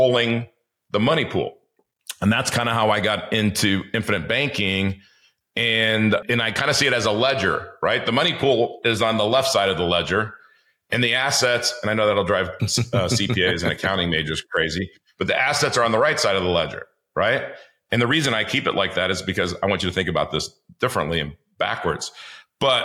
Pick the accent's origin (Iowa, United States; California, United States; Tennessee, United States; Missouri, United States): California, United States; Los Angeles; I grew up in the inner city of Los Angeles